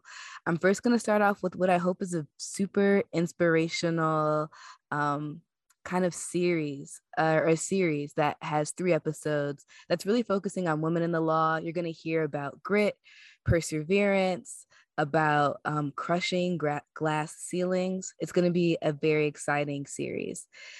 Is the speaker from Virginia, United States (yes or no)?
no; Seattle, Washington, United States; now in Oregon, United States; I am a 3L and so excited to be back for my second year at the Podvocate. I'm originally from Seattle and have actually returned back to the Pacific Northwest. I'm living in Oregon.